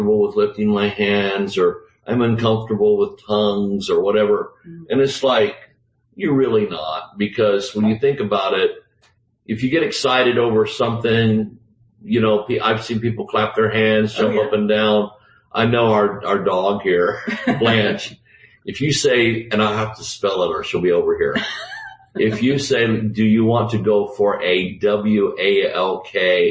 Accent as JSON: {"language": "English", "region": "South Georgia", "country": "United States", "said": "I'm from South Georgia."}